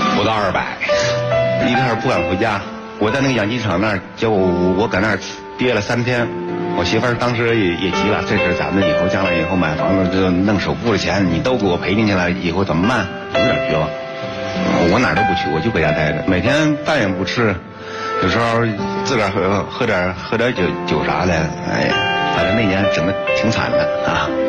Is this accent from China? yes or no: yes; Fuping, Hebei, China; 我来自河北府平洛特安村